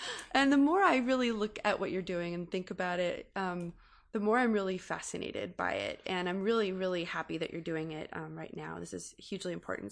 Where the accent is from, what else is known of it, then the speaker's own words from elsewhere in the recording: California, United States; growing up in California and being educated about earthquakes my entire life